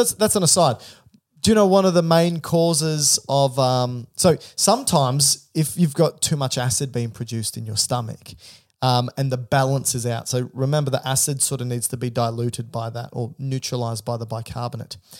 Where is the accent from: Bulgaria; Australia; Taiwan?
Australia; I'm Australian.